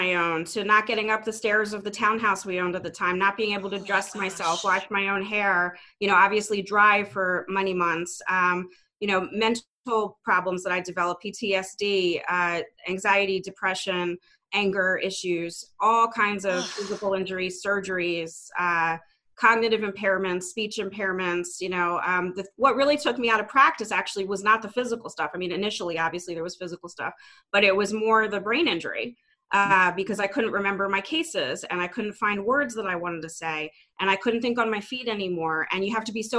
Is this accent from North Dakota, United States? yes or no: no; Philadelphia, Pennsylvania, United States; Born and raised in the Philadelphia area. I've never lived anywhere else.